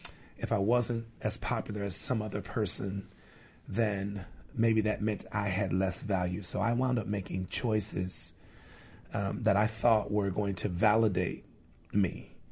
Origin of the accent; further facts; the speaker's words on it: Chicago, Illinois, United States; moved away; also born or lived in Detroit, Michigan; I was born in Detroit, raised in Chicago.